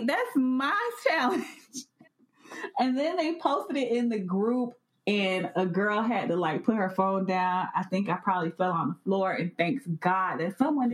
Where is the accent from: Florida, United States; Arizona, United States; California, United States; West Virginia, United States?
Florida, United States; Miami; I'm from Miami